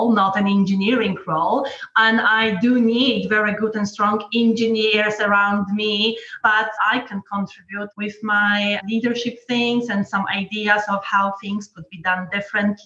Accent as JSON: {"language": "English", "country": "Poland", "tie": "born or raised there", "also_born_or_lived": "London / South America", "moved": "yes", "lives_now": "Norfolk, United Kingdom", "said": "I've grown up in communist Poland"}